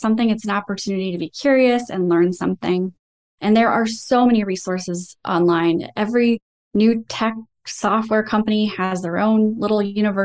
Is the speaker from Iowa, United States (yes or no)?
yes; Iowa, United States; I was also raised in the Midwest, and we're just known for having really great work ethics. I'm from Iowa